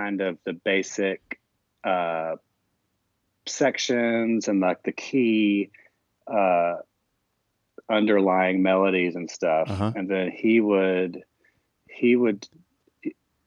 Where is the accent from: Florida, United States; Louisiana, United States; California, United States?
Florida, United States; Jacksonville; my friend Joel Corey, who I've known for years since growing up in Jacksonville, Florida